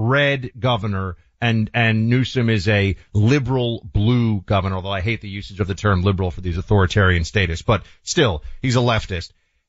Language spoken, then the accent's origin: English; New York City, New York, United States; as a New Yorker growing up